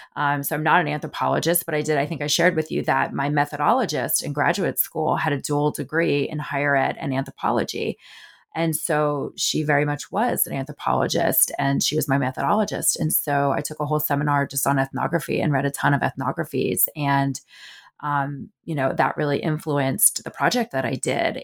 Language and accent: English; New Jersey, United States; moved away as an adult; also born or lived in Southeast United States; I grew up in the Northeast, um, I'm a North Jersey girl, um, my parents still live in the house I grew up in, in North Jersey